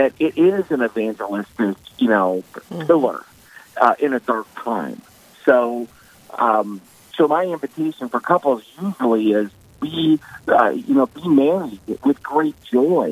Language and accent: English; the Dakotas, United States; now in New York, United States; as a kid growing up in the Dakotas